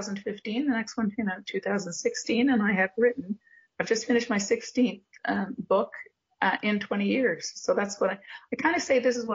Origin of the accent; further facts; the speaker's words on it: Montreal, Quebec, Canada; now in Cape Breton Island, Canada; But basically, I moved to Cape Breton Island from Montreal, and I started writing letters home.